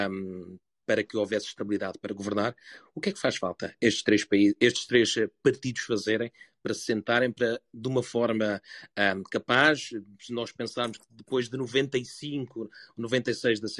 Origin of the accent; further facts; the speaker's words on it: Germany; sendo também eu alemão